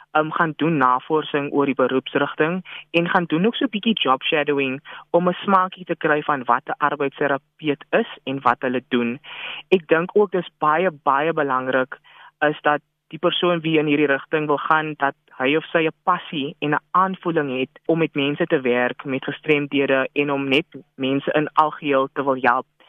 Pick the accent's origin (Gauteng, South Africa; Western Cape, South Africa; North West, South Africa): Western Cape, South Africa; Worcester; moved away as an adult; now in Mpumalanga, South Africa; Ek is oorspronklik van Woester